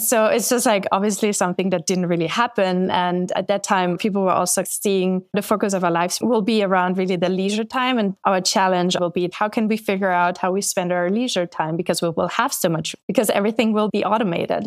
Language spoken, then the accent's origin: English; Austria; moved away as an adult; also born or lived in London; now in United States; I'm from Austria